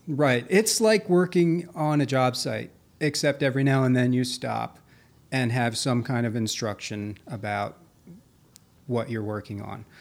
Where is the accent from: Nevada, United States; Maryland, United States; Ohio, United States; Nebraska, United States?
Maryland, United States; Carroll County; moved away as an adult; also born or lived in Virginia / Boston / New York; I grew up out in, uh, Carroll County